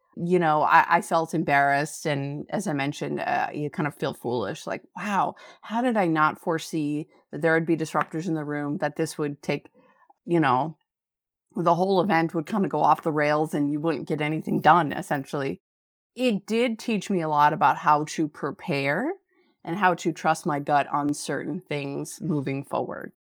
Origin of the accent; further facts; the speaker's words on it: Fairbanks, Alaska, United States; now in Anchorage, United States; I grew up in Fairbanks, which is an Arctic desert